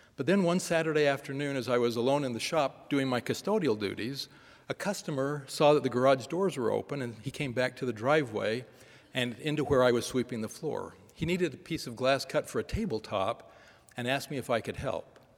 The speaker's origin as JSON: {"language": "English", "region": "Northern California", "country": "United States", "tie": "born or raised there", "said": "Growing up in Northern California during a period of frequent protests and periodic riots"}